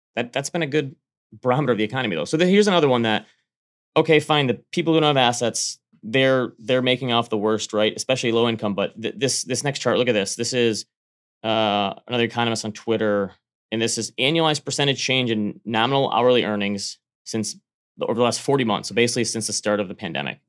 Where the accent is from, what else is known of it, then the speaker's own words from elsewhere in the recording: United States; moved away; it touches my home state